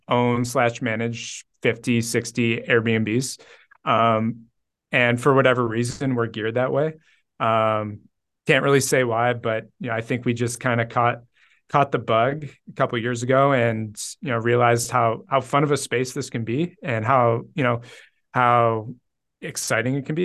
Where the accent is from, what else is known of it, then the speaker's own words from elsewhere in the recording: Cleveland, Ohio, United States; born and raised in Cleveland